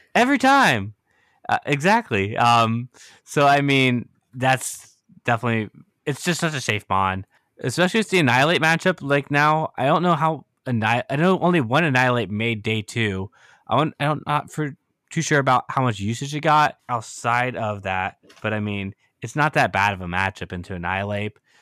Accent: United States; I'm from the States

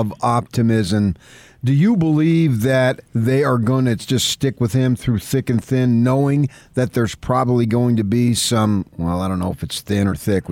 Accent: Morris County, New Jersey, United States; also born or lived in Essex County, New Jersey; now in California, United States; I was born in Essex County, grew up in Morris County, so I understand the people

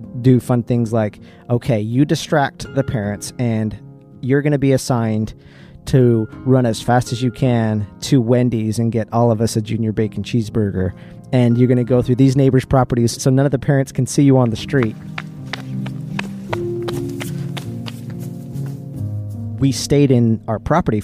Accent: Salt Lake City, Utah, United States; We grew up in Salt Lake City, or a suburb of Salt Lake City, Utah

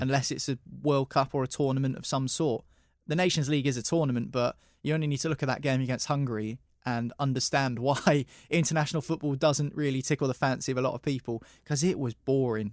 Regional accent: England, United Kingdom; as an Englishman in a country which very much still has problems with racism

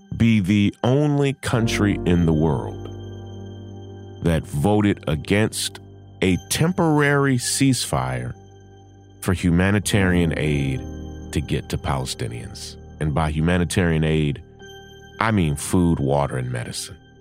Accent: United States; I am an American. I have an American passport

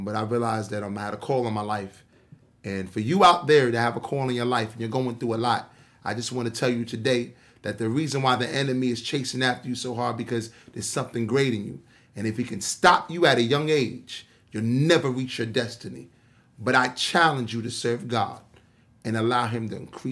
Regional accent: New York City, New York, United States; I'm an individual from Queens, New York

